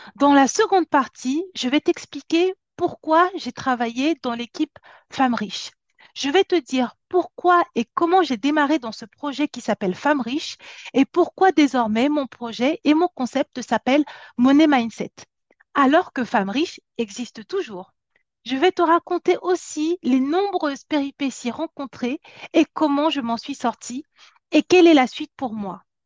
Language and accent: French; France; also born or lived in Cameroon; Je suis née en Afrique, je suis venue en France, j'avais 8 ans